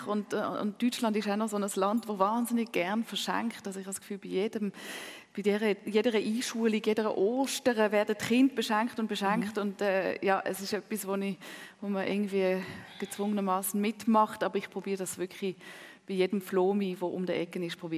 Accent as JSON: {"language": "German", "region": "Zurich", "country": "Switzerland", "second_language": "German", "said": "Ja, Zürich ist meine Heimat. Äh, Hamburg ist sicher eine zweite Heimat, Paris eine dritte Heimat, aber das stimmt schon."}